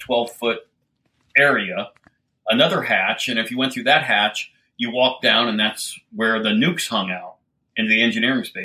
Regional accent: Littleton, Colorado, United States; moved away; I grew up in Littleton, Colorado and dropped out of high school

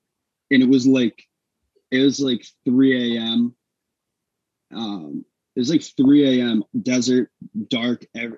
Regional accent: New Hampshire, United States; I'm from New Hampshire. I'm from New Hampshire, too.

